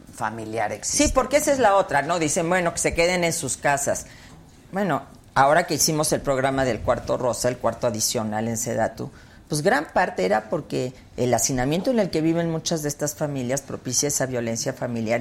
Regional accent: Mexico; Yo soy una mexicana que siempre ha luchado por México

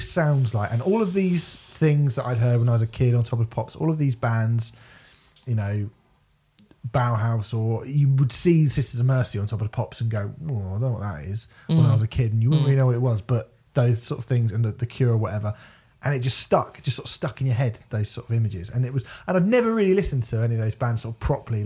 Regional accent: Basingstoke, South East England, United Kingdom; I grew up in Basingstoke

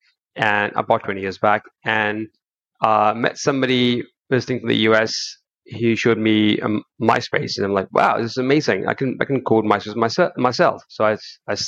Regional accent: Kuwait; moved away as an adult; now in United Kingdom; I was born in Kuwait, but I moved to the UK when I was 20

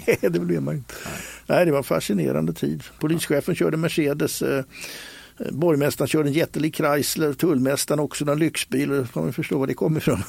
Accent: Stockholm, Stockholm County, Sweden; När jag växte upp på Skansen

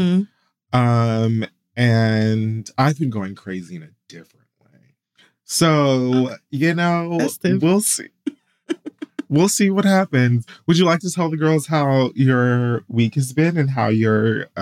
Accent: Miami, Florida, United States; you got to remember I'm from Miami.

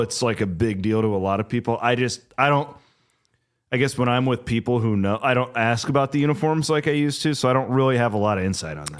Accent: Iowa, United States; I'm from Iowa

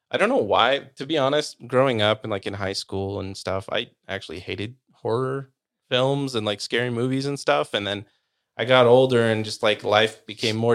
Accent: Utah, United States; also born or lived in Sacramento, California / Orem, Utah; grew up in Utah. I've been here pretty much my whole life.

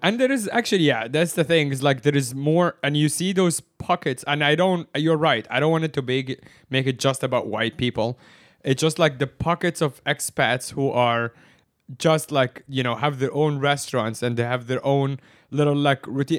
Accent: Egypt; now in Hong Kong; I am from Egypt, which is the Middle East

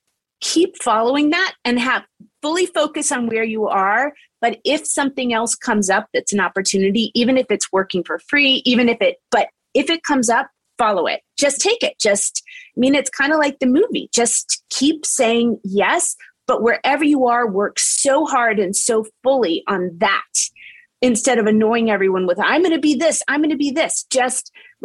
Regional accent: Charleston, West Virginia, United States; moved away; whatever got me from Charleston, West Virginia to my first job, a lot of things had to go my way, starting with the zip code I was born in Charleston

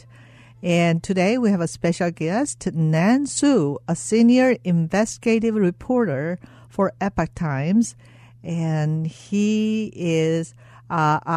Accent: South Korea; moved away; I came from South Korea

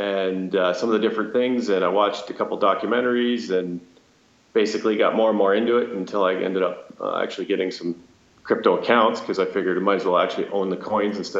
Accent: a couple hours from Toronto, Ontario, Canada; I'm from Canada. Born and raised just a couple hours from Toronto

